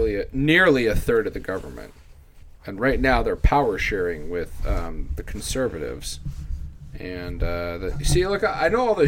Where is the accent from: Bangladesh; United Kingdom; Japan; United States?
United Kingdom; England; I am English.